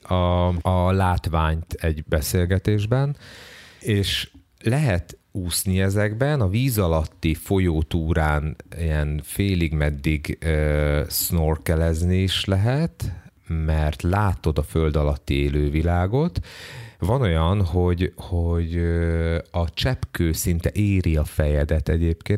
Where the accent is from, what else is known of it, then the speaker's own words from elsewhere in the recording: Hungary; én ugye magyar vagyok